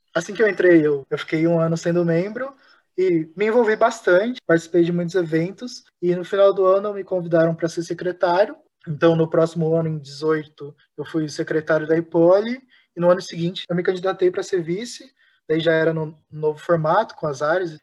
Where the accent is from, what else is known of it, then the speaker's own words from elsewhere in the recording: Campo Grande, Mato Grosso do Sul, Brazil; eu sou de Campo Grande, Mato Grosso do Sul